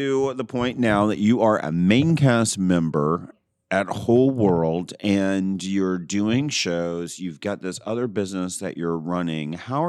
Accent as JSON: {"language": "English", "town": "Atlanta", "region": "Georgia", "country": "United States"}